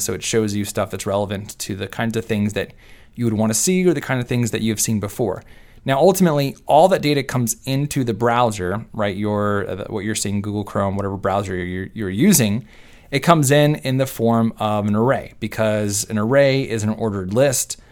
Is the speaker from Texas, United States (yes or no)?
yes; Texas, United States; I am from Texas and I say y'all